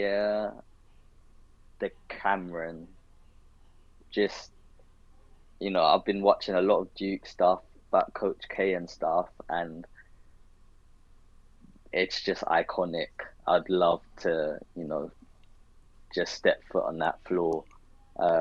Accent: London, United Kingdom; also born or lived in Surrey / Worcester; growing up in London

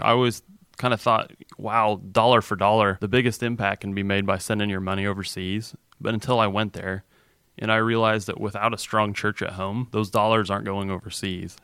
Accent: Altamont, Illinois, United States; moved away as an adult; now in Bartholomew County, Indiana, United States; So I grew up in Altamont, Illinois.

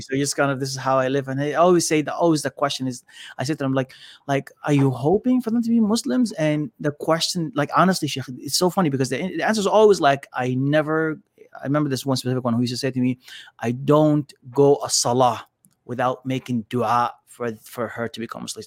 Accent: Canada; I was raised in Canada

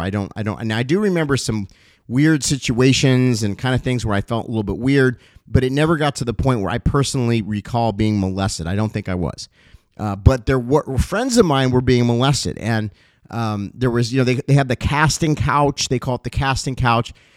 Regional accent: Los Angeles, California, United States; also born or lived in Cincinnati, Ohio; So I moved from Cincinnati, Ohio, where I was born, to Los Angeles, I think, at the young age of around eight years old or so.

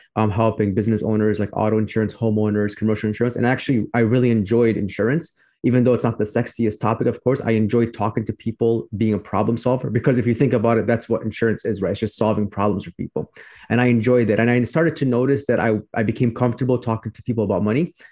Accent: Chicago, Illinois, United States; I'm from Chicago as well, like you. I grew up on the southwest in the southwest suburbs of Chicago, and now I live on the north side

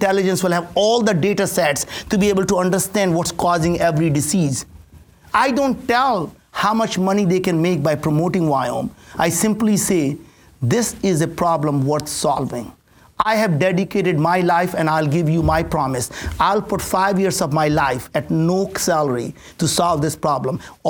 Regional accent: India; English is a second language; now in United States; I grew up in India with absolutely no food to eat, no place to stay. Came to this country with absolutely nothing. Didn't speak the language

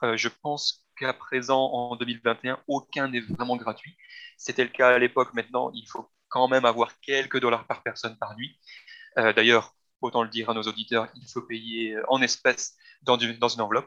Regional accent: Belgium; moved away; ayant grandi en Belgique avec le plat pays

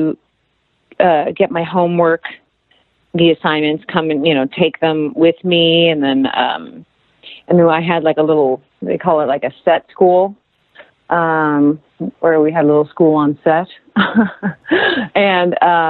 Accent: Los Angeles, California, United States; I'm from L.A.

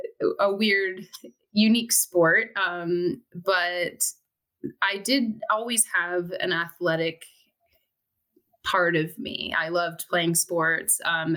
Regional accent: Southern California, United States; also born or lived in Seattle, Washington; now in Issaquah, United States; I grew up in Southern California, so I'm used to flip-flops, and the warmest thing I owned as a kid was a hoodie

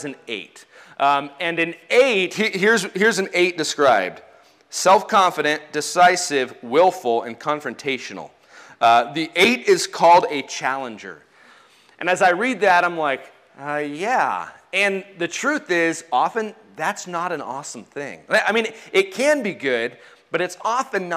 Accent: United States; I'm an American

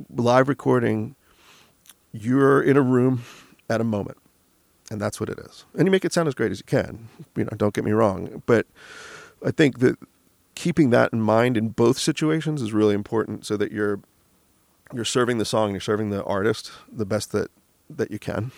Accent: Michigan, United States; now in Los Angeles, United States; we're from Michigan

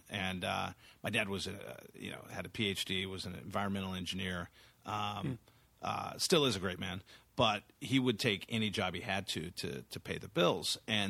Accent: San Antonio, Texas, United States; I always think of myself first as a Texan. I grew up in San Antonio specifically.

